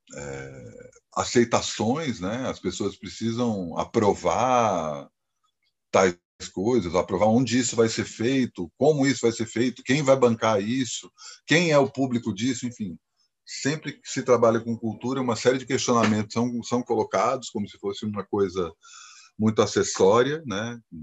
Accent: Brasília, Federal District, Brazil; moved away as an adult; also born or lived in Campinas; eu sou de Brasília

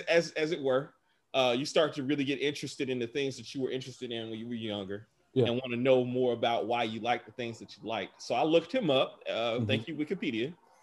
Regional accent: Atlanta, Georgia, United States; growing up in Atlanta, in the part of Atlanta I grew up in, we did not have a heavy population of Latinx people whatsoever.

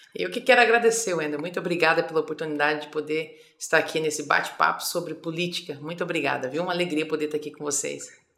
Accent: Campo Grande, Mato Grosso do Sul, Brazil; also born or lived in Fátima do Sul / Culturama; Nasci em Fátima do Sul, mas fui criada num distrito.

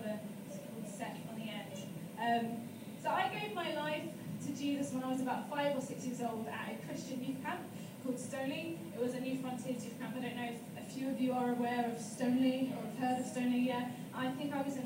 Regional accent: Chertsey, South East England, United Kingdom; now in Wales, United Kingdom; I am from England, in a little town called Chertsey

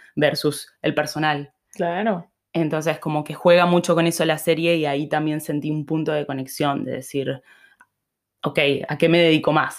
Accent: Misiones, Argentina; moved away; also born or lived in Buenos Aires; yo en Argentina soy de Misiones

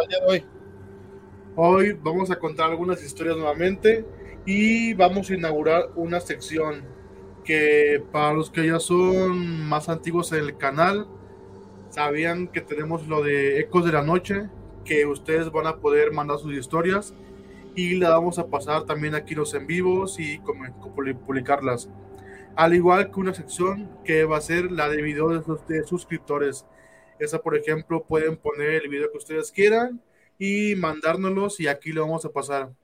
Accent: Guadalajara, Jalisco, Mexico; somos de Guadalajara, Jalisco

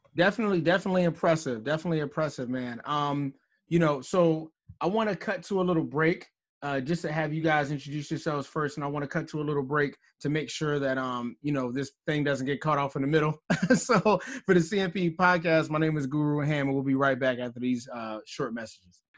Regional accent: Philadelphia, Pennsylvania, United States; now in Towson, United States; being from Philadelphia, Pennsylvania

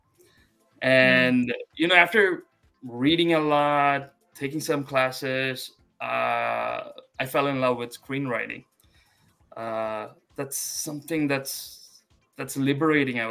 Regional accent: India; moved away as an adult; now in United States; I'm an Asian American, but I was born and I grew up in India

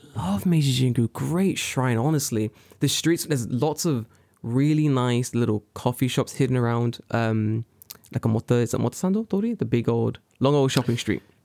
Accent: London, United Kingdom; moved away; I'm from London.

